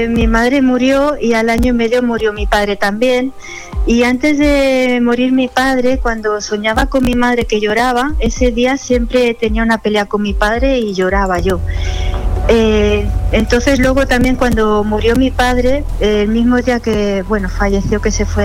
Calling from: Sant Joan Despí, Catalonia, Spain; Sí, pues yo llamo de Barcelona, de San Joan de Espí.

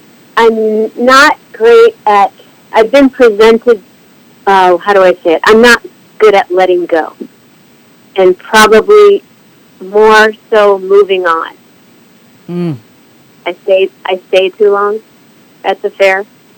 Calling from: Berkeley, California, United States; I'm calling from Berkeley, California.

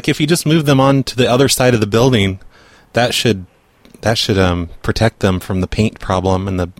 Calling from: New York, United States; I'm calling from New York.

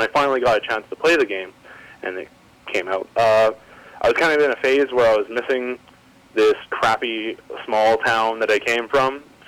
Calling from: Saskatoon, Saskatchewan, Canada; Hi, this is … from Saskatoon, Saskatchewan, Canada.

